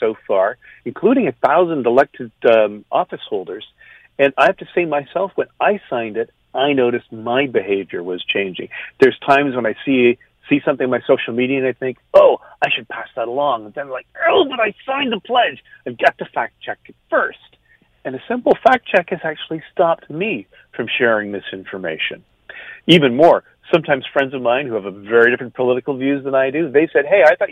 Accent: Canada; now in United States; I'm Canadian

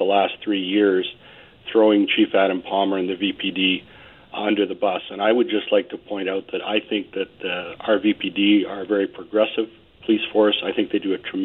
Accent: Vancouver, British Columbia, Canada; I was born in Vancouver. My father was born in Vancouver. I have a deep understanding of this city

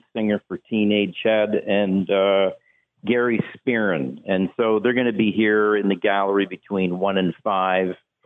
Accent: Hamilton, Ontario, Canada; we're all from Hamilton

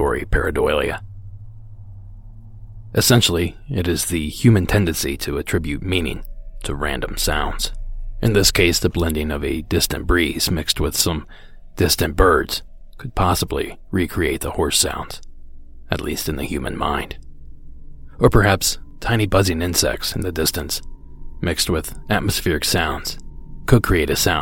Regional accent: Ohio, United States; moved away; also born or lived in Florida; my home state of Ohio

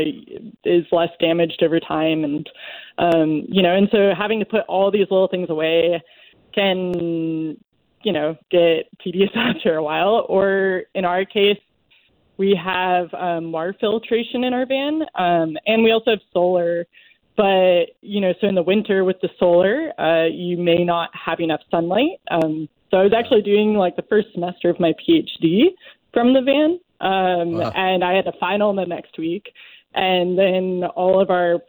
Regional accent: the East, East Coast, United States; I'm from the East

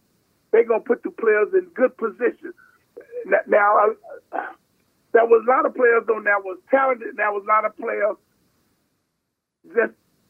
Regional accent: Houston, Texas, United States; I grew up in Houston, Texas.

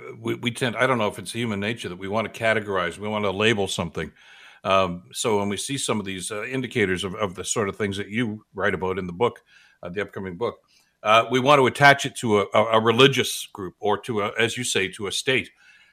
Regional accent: Canada; And we celebrate what is Canadian. We celebrate being Canadian.

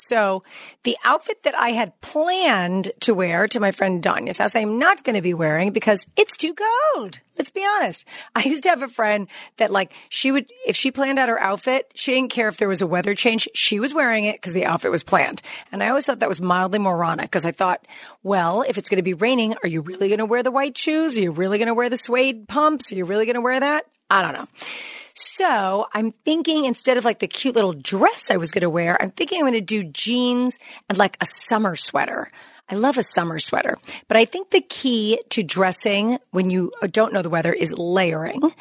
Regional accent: East Coast, United States; I'm from the East Coast.

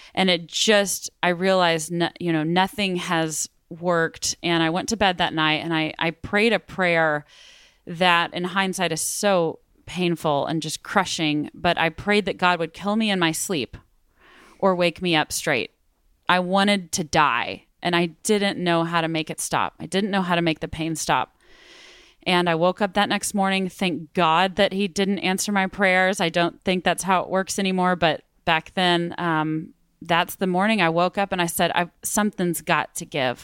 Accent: Midland, Texas, United States; also born or lived in Austin, Texas; I grew up in Midland, Texas

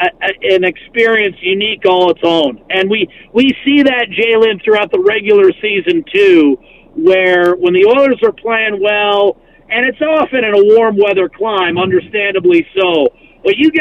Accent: Western Pennsylvania, United States; now in Edmonton, Canada; I'm a guy from Western Pennsylvania

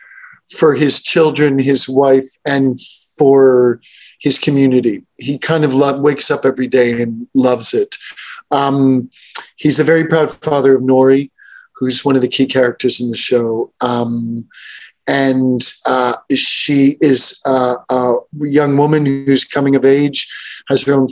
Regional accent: Montreal, Quebec, Canada; I grew up in Montreal

